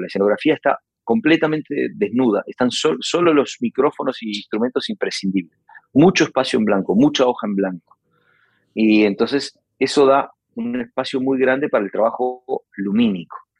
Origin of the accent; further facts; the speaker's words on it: Uruguay; con este acento que tengo y con esta manera de tocar la guitarra, y esta manera de escribir que la aprendí en mi país